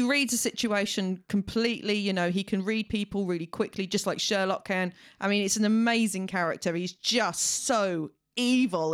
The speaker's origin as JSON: {"language": "English", "country": "United Kingdom"}